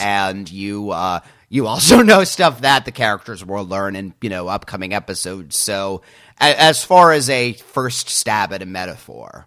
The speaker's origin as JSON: {"language": "English", "country": "United States", "said": "I as an American"}